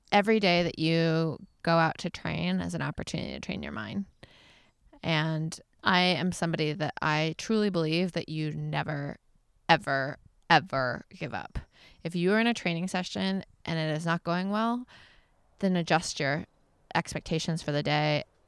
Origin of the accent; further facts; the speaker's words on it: Maine, United States; I grew up in Maine